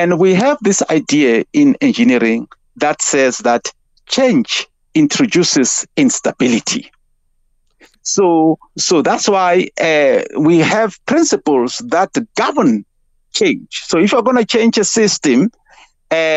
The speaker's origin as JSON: {"language": "English", "region": "Free State", "country": "South Africa", "tie": "born or raised there", "said": "I grew up in the Free State."}